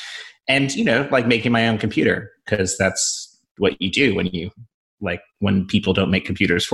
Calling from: Southern Vermont, United States; I'm calling in from Southern Vermont, which is known as the crappiest part of the internet, in case you're wondering.

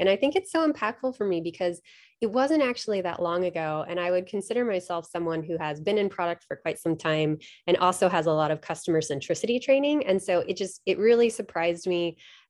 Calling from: Kirkland, Washington, United States; I am zooming in from lovely Kirkland, Washington, which is right outside of Seattle.

